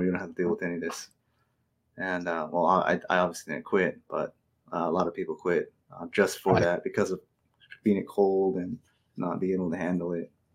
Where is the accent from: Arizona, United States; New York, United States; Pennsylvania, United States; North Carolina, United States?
Arizona, United States; Fort Defiance; also born or lived in Phoenix, Arizona; I grew up in mostly Arizona. Grew up between Phoenix and the Navajo Nation. Mm-hmm. So Navajo Nation was the main place I grew up in, a small town called Fort Defiance.